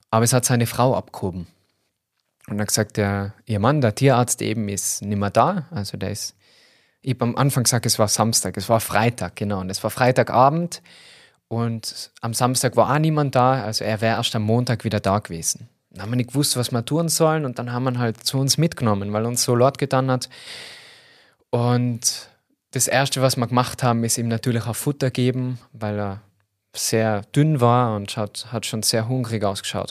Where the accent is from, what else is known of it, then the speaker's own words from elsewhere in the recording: Tyrol, Austria; accent: Tyrolean dialect; falle voll in den Tiroler Dialekt